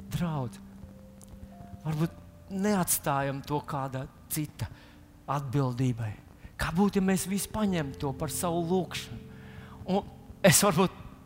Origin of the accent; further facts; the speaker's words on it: Latvia